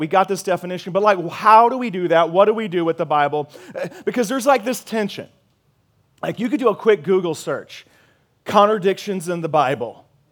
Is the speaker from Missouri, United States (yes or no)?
yes; Missouri, United States; moved away as an adult; now in San Antonio, United States; I'm from Missouri